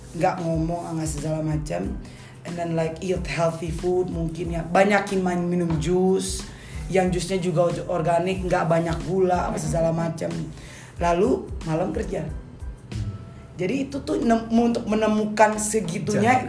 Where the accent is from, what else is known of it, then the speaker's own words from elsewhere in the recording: Ambon, Maluku, Indonesia; gua Ambon